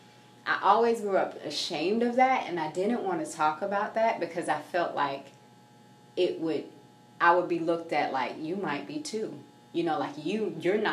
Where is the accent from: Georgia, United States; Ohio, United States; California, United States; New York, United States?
Georgia, United States; Augusta; So, I am an Augusta native, born and raised in Augusta. I grew up down in East Boundary